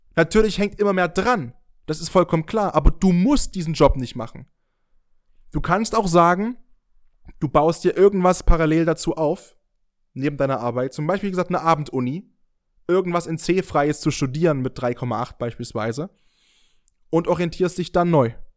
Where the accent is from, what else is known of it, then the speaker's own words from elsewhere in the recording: near Dresden, Saxony, Germany; now in Leipzig, Germany; Ich bin gerade mit dem Auto aus meiner Heimat gekommen, von der Nähe aus Dresden zurück nach Leipzig gefahren